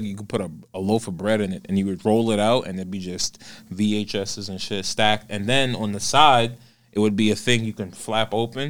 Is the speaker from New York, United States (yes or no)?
yes; New York City, New York, United States; also born or lived in Florida; I'm from Brooklyn and Queens.